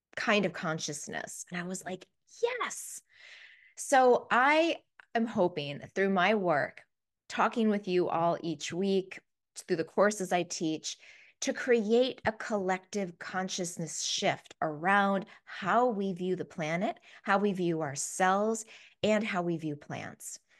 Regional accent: East Coast, United States; also born or lived in Washington, D.C./Baltimore area / Australia; as an American

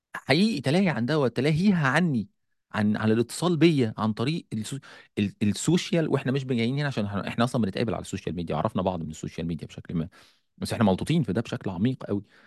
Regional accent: Egypt; عندنا في مصر

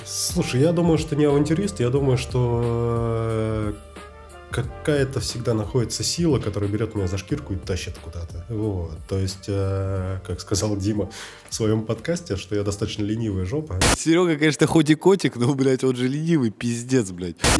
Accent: Moscow, Russia; Я родился в 85-м. Так. В Москве.

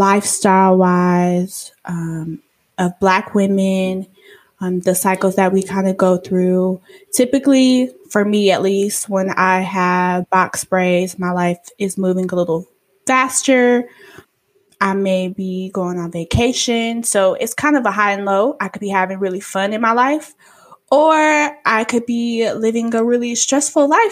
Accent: Killeen, Texas, United States; also born or lived in Austin, Texas; I grew up in Killeen. I changed schools middle of the year, and I moved back to Austin, which is where part of my family is from. I was born there

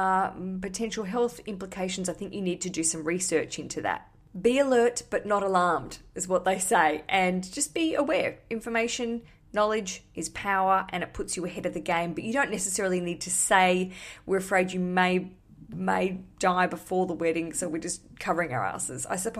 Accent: Australia; Because I came from Australia where I had quite a good sort of thriving, I don't want to say thriving career, but I had stuff going on.

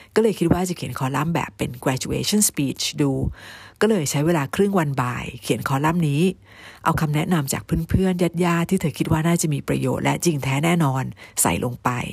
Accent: Thailand; also born or lived in United States; บ้านเกิดเรานี่มีประวัติศาสตร์

